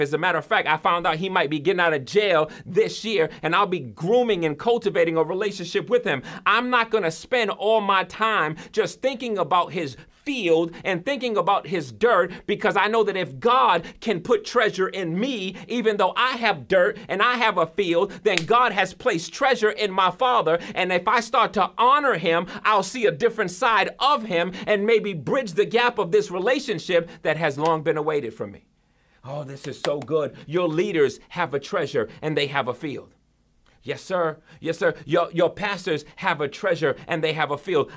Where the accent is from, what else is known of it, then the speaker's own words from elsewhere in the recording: New York, United States; also born or lived in central Massachusetts; now in Massachusetts, United States; I'm from New York, but when I first came, uh, out here to Massachusetts